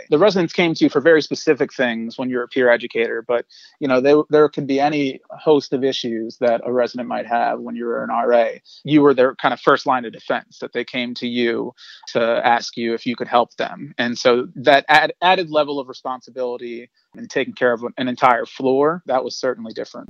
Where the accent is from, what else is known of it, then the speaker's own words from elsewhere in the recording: Delaware, United States; moved away as an adult; now in New York City, United States; I'm originally from Delaware. I came to New York as an 18-year-old